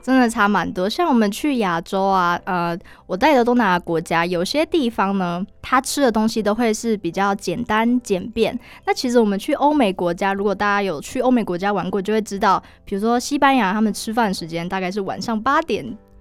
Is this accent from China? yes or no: no; Taiwan; 我们台湾人的口味